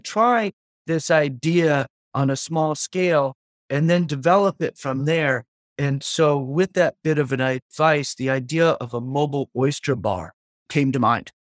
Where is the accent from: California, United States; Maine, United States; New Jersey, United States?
Maine, United States; Auburn; I grew up in Auburn, Maine, which is forty-five minutes north of where we are now in South Portland area, Greater Portland area. I had been there since I was four years old